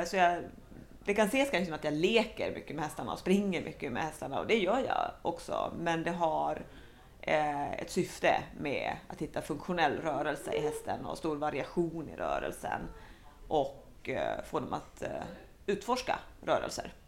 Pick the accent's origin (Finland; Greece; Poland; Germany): Finland; Helsinki, Uusimaa; first language Swedish; moved away as an adult; now in Sweden; jag är faktiskt väldigt dålig på finska fast jag är uppvuxen i Helsingfors.